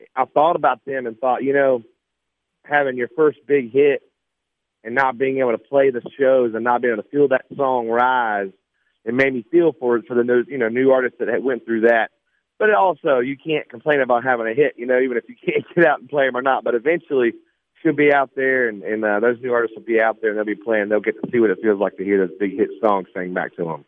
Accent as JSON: {"language": "English", "town": "Sumter", "region": "South Carolina", "country": "United States", "tie": "born or raised there", "said": "I grew up in Sumter, South Carolina"}